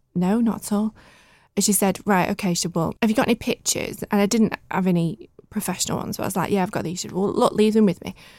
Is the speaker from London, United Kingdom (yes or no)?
no; Bramhall, North West England, United Kingdom; also born or lived in Gatley / Stockport; I was born in Stockport in nineteen eighty-one. Well, I say Stockport. I was, I was born at Stepping Hill Hospital, but when we were younger, we lived in Gatley. And then from there, my mum and dad worked really, really hard and then got us a little house in, in Bramall